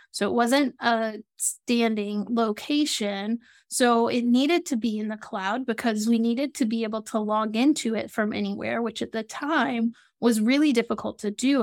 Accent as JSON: {"language": "English", "town": "Atlanta", "region": "Georgia", "country": "United States", "moved": "yes", "lives_now": "South Florida, United States", "said": "I live in South Florida and I'm from Atlanta, Georgia"}